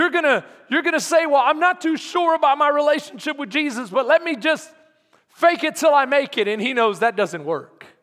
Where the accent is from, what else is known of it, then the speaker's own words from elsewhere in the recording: Texas, United States; we're tough, Texans.